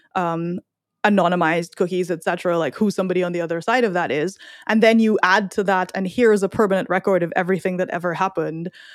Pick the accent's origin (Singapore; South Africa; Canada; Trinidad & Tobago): Trinidad & Tobago; now in United States; I'm from Trinidad